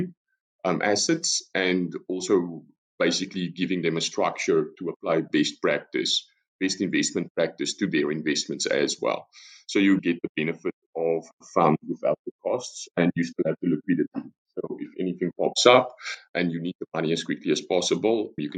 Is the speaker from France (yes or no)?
no; South Africa; moved away as an adult; now in Netherlands; as you probably noticed from the accent already, I'm South African, but I've been in the Netherlands for the past 8 years.